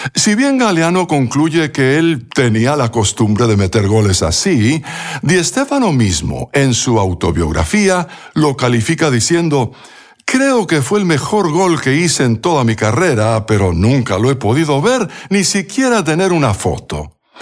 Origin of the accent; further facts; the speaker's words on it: Bogotá, Colombia; durante mi niñez en Bogotá, Colombia